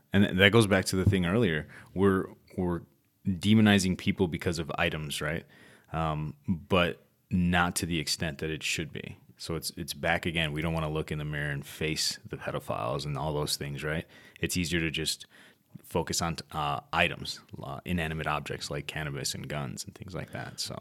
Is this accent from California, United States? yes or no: no; Chicago, Illinois, United States; now in Arizona, United States; it was a rough time growing up in Chicago